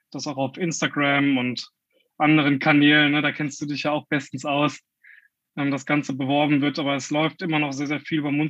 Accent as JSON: {"language": "German", "region": "Rhineland-Palatinate", "country": "Germany", "said": "Ich komme ursprünglich aus dem Bereich Westerwald, also nicht allzu weit entfernt von Koblenz."}